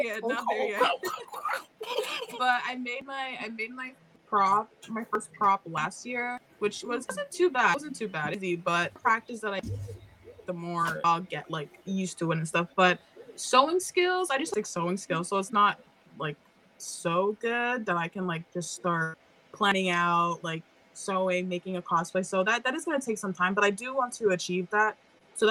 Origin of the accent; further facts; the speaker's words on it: Toronto, Ontario, Canada; I'm from Toronto, Ontario also, and I'm Jamaican.